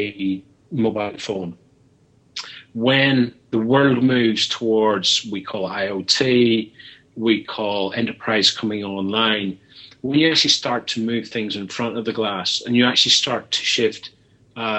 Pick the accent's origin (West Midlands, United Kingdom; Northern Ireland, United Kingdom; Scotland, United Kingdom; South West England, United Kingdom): Northern Ireland, United Kingdom; Belfast; now in London, United Kingdom; somebody who was born and brought up in Belfast who currently works in London